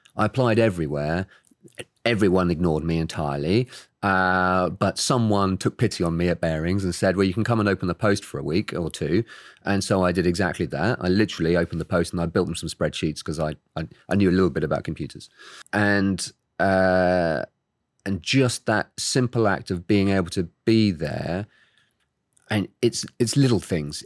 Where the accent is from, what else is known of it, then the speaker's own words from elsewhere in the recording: Oxford, South East England, United Kingdom; I was born and raised in the U K, in Oxford.